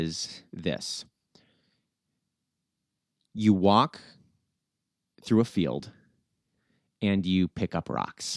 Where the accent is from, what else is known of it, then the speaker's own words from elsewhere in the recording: Willmar, Minnesota, United States; I grew up in Willmar, which is a small town about 2 hours west of Minneapolis.